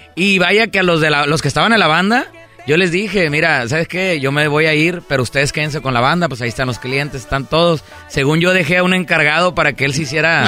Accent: Monterrey, Nuevo León, Mexico; soy de Monterrey, Nuevo León

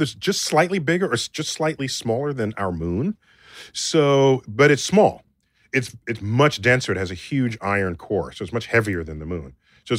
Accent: Toronto, Ontario, Canada; moved away as an adult; also born or lived in America; now in United States; born and raised in Toronto.

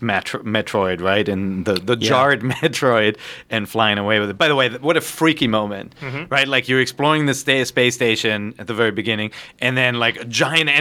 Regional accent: Germany; now in California, United States; I grew up in Germany where it always rains, and now we live in California.

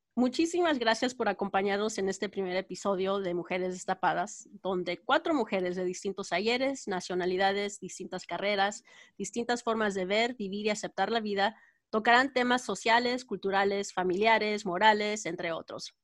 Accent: Texas, United States; moved away; de padres guanajuatenses, pero crecí en, nací y crecí en Texas

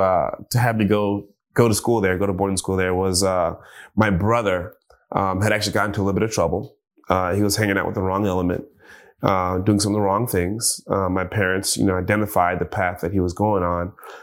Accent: Jamaica; But it wasn't before long that I started appreciating just living, you know, being Jamaican, just living and appreciating the smaller things

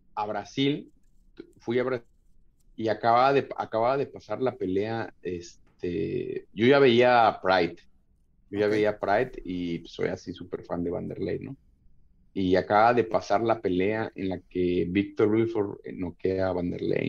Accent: Tlalnepantla, State of Mexico, Mexico; yo nací en, en, el Distrito Federal, pero nos fuimos a vivir a, a Tlalnepantla, que es Estado de México

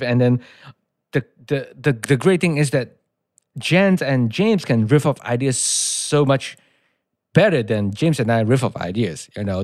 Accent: Malaysia; English is a second language; moved away as an adult; now in United States; I'm from Malaysia

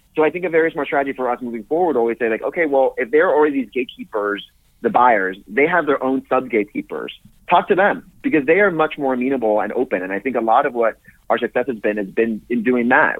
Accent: McAllen, Texas, United States; I was born in McAllen, Texas, so South Texas, where uh, … was from, and I lo- grew up loving her

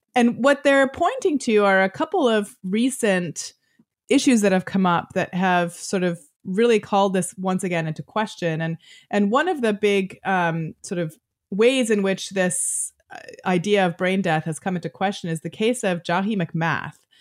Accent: Canada; I'm Canadian

